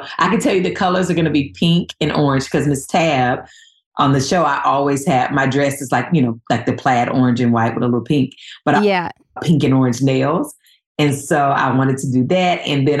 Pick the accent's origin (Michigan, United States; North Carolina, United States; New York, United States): North Carolina, United States; moved away; Growing up in North Carolina